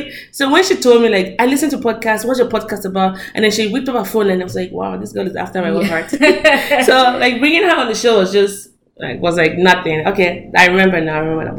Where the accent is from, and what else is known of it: Nigeria; now in United States